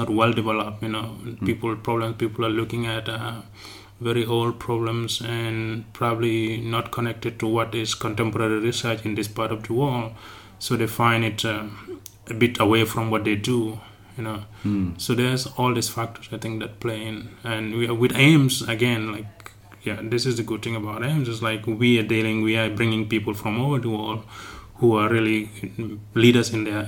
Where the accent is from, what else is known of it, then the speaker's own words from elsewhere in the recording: Gambia; moved away as an adult; now in Cape Town, South Africa; I grew up in the Gambia